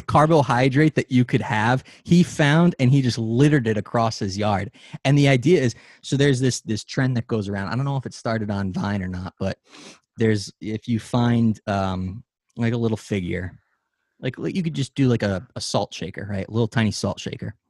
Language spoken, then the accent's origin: English; United States; we as an American society